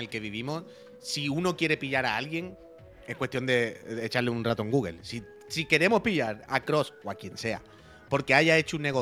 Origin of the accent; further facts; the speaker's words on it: Santander, Cantabria, Spain; Yo soy de Santander